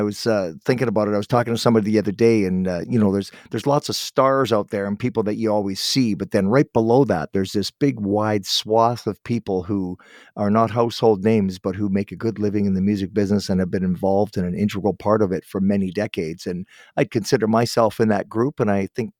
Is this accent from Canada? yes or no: yes; Guelph, Ontario, Canada; born there; And I was born in Guelph, so my family, my great-grandfather came from England, and he ended up in Brighton, and then they ended up in Guelph, Toronto, then Guelph, so.